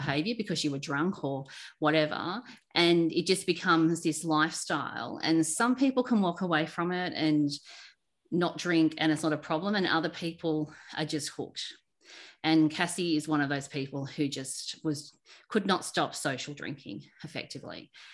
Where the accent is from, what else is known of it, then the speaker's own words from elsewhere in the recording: Sydney, New South Wales, Australia; I grew up in Sydney on the northern beaches